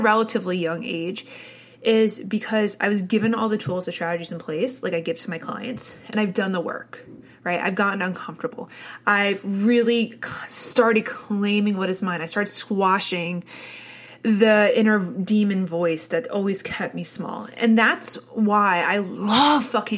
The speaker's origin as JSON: {"language": "English", "region": "New Jersey", "country": "United States", "tie": "born or raised there", "said": "I had the classical suburban New Jersey upbringing."}